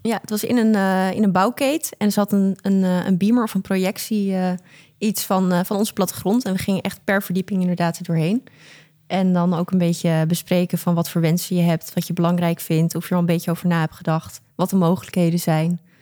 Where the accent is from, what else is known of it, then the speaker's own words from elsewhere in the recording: Amsterdam, North Holland, Netherlands; Ik ben 25 jaar oud, geboren getogen in Amsterdam.